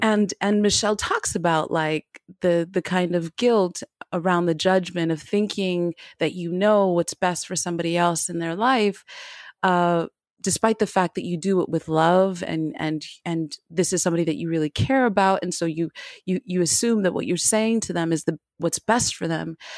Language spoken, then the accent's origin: English; United States; now in Paris, France; I'm an American, uh, Black American girl that that lives in Paris